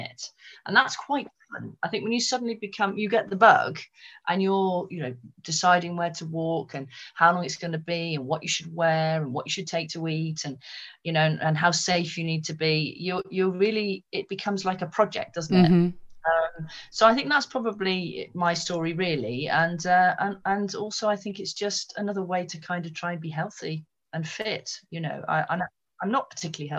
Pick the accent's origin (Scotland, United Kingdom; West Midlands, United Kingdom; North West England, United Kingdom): West Midlands, United Kingdom; Malvern; also born or lived in Wales; I grew up, I was actually born in Wales, but my parents moved from there, and I grew up primarily in Malvern in Worcestershire.